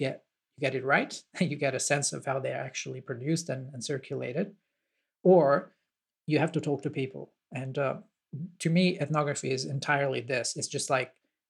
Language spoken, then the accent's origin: English; Italy; I'm from Italy